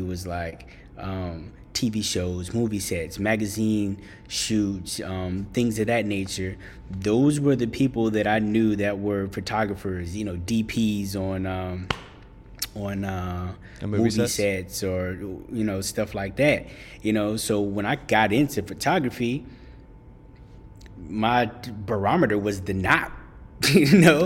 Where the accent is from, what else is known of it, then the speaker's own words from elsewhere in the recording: Boston, Massachusetts, United States; I grew up in Boston